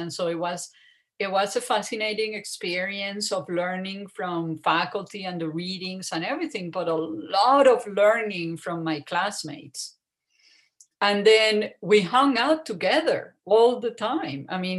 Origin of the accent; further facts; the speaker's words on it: Colombia; moved away as an adult; also born or lived in Ohio / San Antonio; growing up in Colombia and even going to college in Colombia